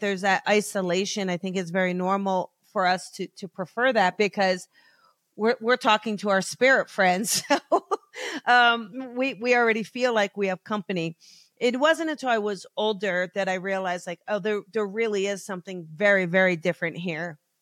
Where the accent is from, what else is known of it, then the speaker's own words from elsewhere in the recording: New Jersey, United States; now in Los Angeles, United States; I grew up in New Jersey, South Jersey